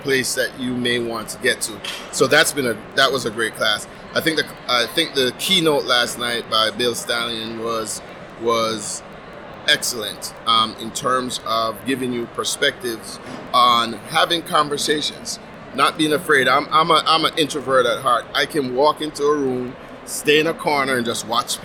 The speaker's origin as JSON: {"language": "English", "country": "Jamaica", "moved": "yes", "said": "I'm originally from Jamaica"}